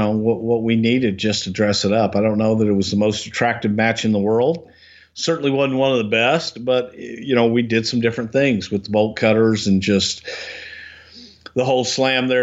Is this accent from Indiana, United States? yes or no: no; Texas, United States; growing up in the South and in Texas